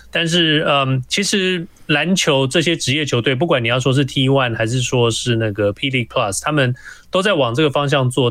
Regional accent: Taiwan; 我们台湾人

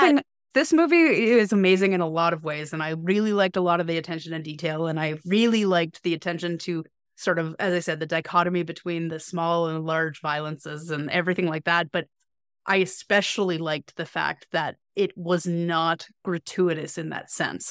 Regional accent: Canada; I am Canadian and queer as fuck

